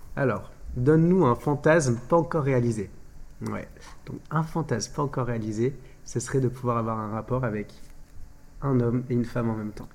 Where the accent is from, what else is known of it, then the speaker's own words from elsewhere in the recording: France; en tant qu'Européens, en tant que Français, on, on a nos, nos, nos, mœurs et nos coutumes